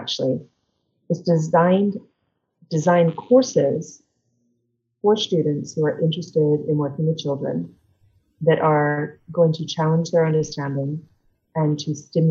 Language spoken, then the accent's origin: English; England, United Kingdom; moved away as an adult; now in United States; I grew up in England. So I grew up in a tiny village in England.